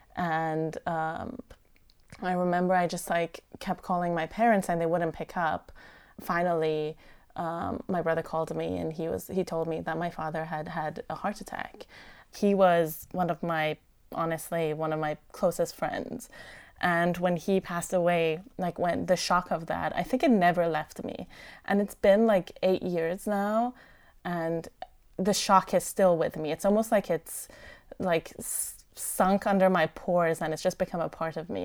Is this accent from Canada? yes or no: no; Iran; now in Ellicott City, United States; I was born in Iran in the middle of the Iran-Iraq War